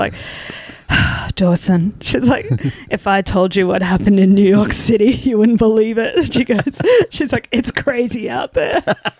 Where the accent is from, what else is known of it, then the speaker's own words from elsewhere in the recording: Brisbane, Queensland, Australia; I grew up like in Brisbane. I'd never felt cold in my life.